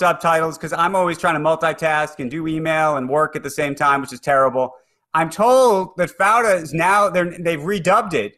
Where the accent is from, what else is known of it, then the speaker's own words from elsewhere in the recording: New York, United States; I'm a New Yorker